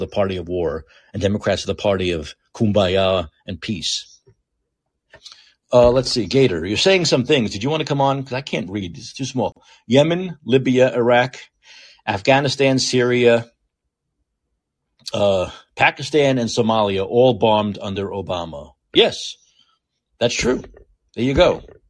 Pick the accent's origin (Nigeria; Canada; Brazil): Canada; maybe being Canadian is one of the reasons why